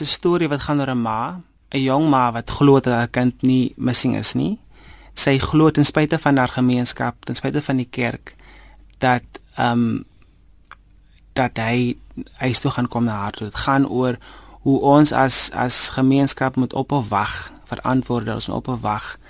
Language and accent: Afrikaans; Karkams, Northern Cape, South Africa; moved away; also born or lived in Vredendaal; ek is oorspronklik van Karkams. Ehm um, dit is waar ek groot geword het, dit is waar ek skool gegaan het.